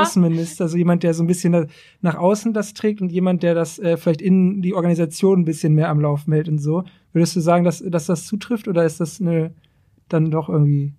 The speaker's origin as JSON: {"language": "German", "town": "Braunschweig", "region": "Lower Saxony", "country": "Germany", "said": "ich bin halt aus Braunschweig"}